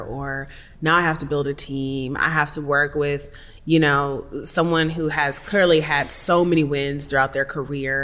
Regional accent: Seattle, Washington, United States; I'm from Seattle

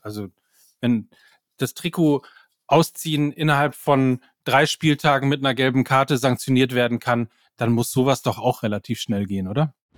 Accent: North Rhine-Westphalia, Germany; ich komme aus Ostwestfalen

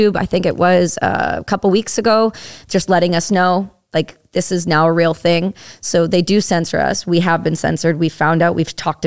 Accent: Campbellford, Ontario, Canada; I'm from Ontario. I'm not far outside. I'm from a small town called Campbellford

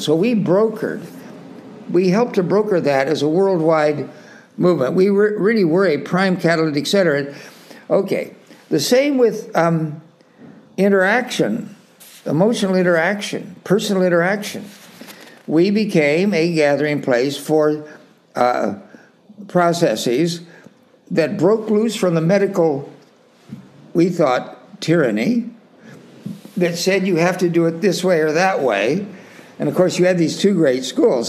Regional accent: Salinas, California, United States; I grew up in Salinas, California, you know, there uh, out on the West Coast.

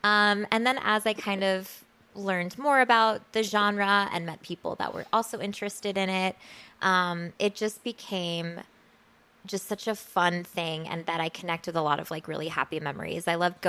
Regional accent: Chicago, Illinois, United States; moved away; this is before when I lived in Chicago. I grew up in Chicago.

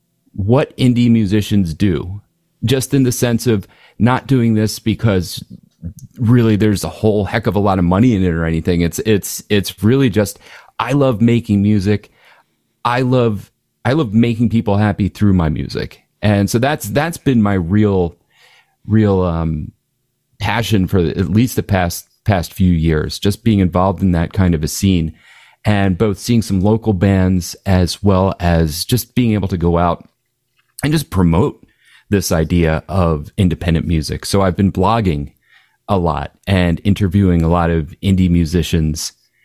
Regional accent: Philadelphia, Pennsylvania, United States; now in Havertown, United States; I grew up in Northeast Philly, so definitely Philadelphia native. Grew up there from about, you know, being a baby up till probably when I was about 13. And my parents moved out to Havertown, which is where I live now.

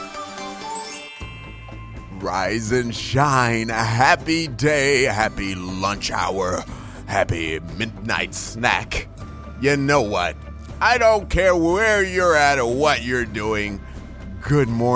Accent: Shreveport, Louisiana, United States; I'm from Shreveport

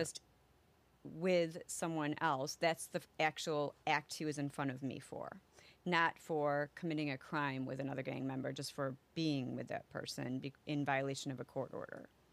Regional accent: Elgin, Illinois, United States; also born or lived in Biloxi, Mississippi / Wisconsin / Canada / Saint Charles, Illinois; I grew up in Elgin

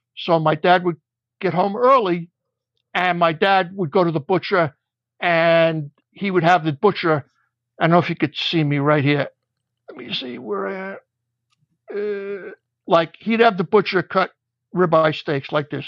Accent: New York City, New York, United States; also born or lived in Long Island; I grew up in Beach Haven, Brooklyn

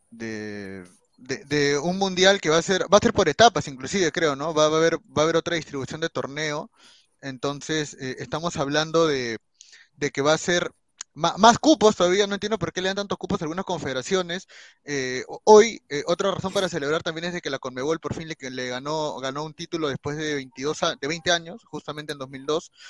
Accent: Peru; Yo soy peruano

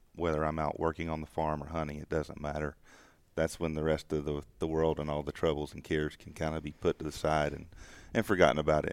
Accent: the South, United States; growing up in the South, I'm mm, part of that uh, traditional hunting club culture

